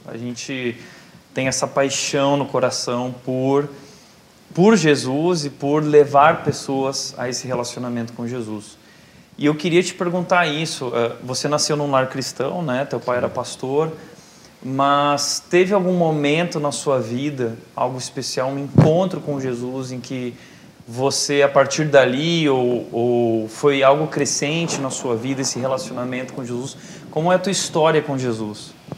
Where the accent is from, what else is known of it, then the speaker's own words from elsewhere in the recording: Brazil; A gente é brasileiro a gente gosta de festa